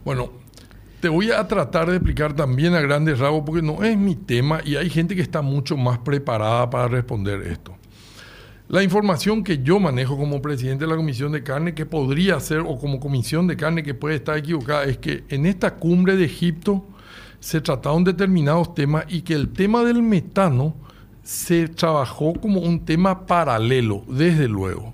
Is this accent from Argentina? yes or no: no; Paraguay